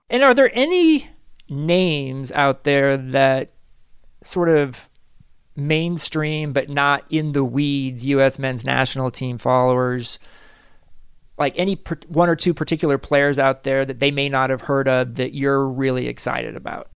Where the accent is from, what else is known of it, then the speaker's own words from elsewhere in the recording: Kansas City, United States; I'm from Kansas City.